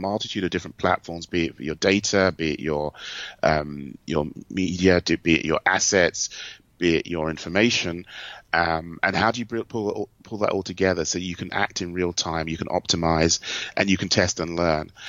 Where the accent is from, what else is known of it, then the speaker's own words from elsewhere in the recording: United Kingdom; moved away as an adult; also born or lived in Germany; now in United States; being a Brit, I kind of grew up as a marketer with Aldi and Lidl